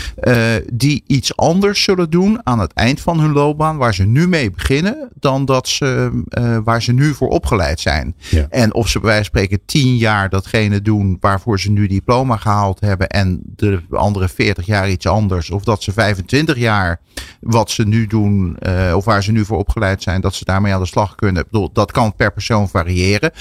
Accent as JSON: {"language": "Dutch", "country": "Netherlands", "said": "als Nederlanders."}